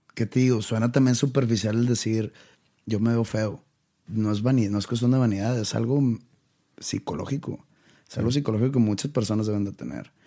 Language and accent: Spanish; Monterrey, Nuevo León, Mexico; also born or lived in Wisconsin; Cuando yo me fui de Monterrey, me fui a Wisconsin.